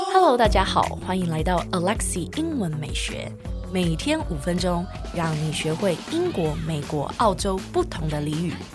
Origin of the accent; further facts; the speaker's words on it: Hong Kong; moved away; 我是一个香港人